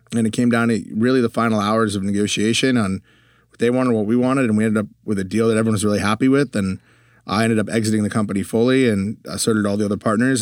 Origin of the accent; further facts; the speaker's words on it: Connecticut, United States; moved away as an adult; also born or lived in Europe; now in Texas, United States; grew up in Connecticut, lived in Europe for a little while for high school, came back to the U